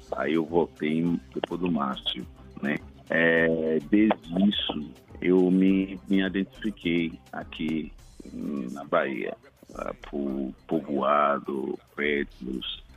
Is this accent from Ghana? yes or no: yes; Ghana; Portuguese is a second language; moved away as an adult; also born or lived in São Paulo, Brazil; now in Salvador, Brazil; Eu sou de Cana